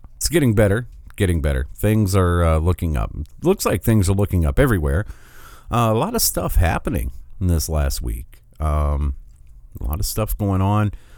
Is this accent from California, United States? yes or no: no; Michigan, United States; my home state, which is, I was glad to see, uh, the other day that tens of thousands of Michiganders